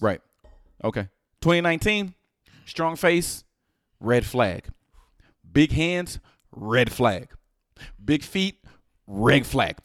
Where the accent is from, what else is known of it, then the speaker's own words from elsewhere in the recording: Houston, Texas, United States; I'm from Houston